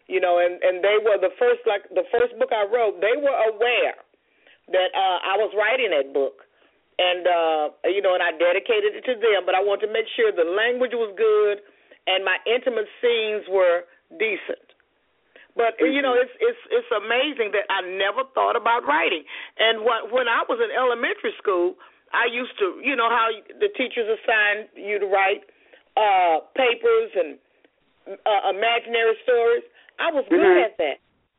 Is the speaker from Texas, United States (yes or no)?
yes; Houston, Texas, United States; It was, you know what, I had to become an adult to realize how wonderful it was. I was fortunate to grow up in a two-parent home, a hardworking father, living in a neighborhood, going to the neighborhood school.